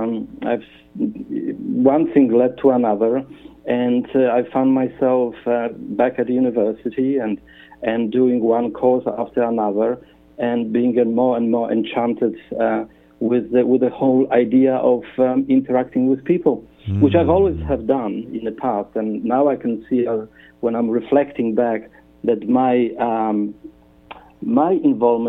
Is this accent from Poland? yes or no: yes; Poland; moved away as an adult; also born or lived in Australia; now in Perth, Australia; I come from Poland.